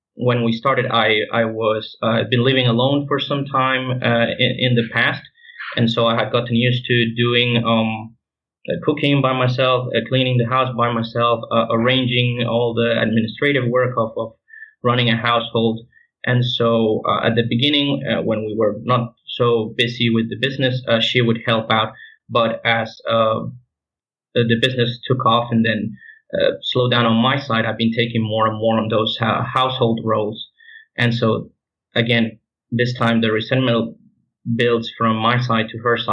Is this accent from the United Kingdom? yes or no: no; Venezuela; moved away as an adult; I'm from Venezuela, from Italian and other European descent. But I was born in South America.